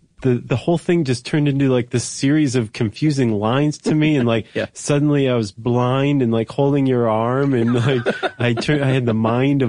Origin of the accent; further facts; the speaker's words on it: Ohio, United States; I'm from Ohio